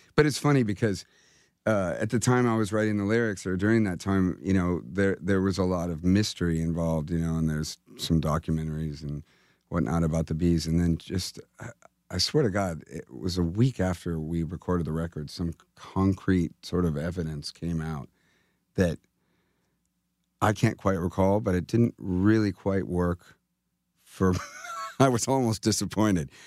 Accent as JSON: {"language": "English", "region": "California", "country": "United States", "said": "I'm from California."}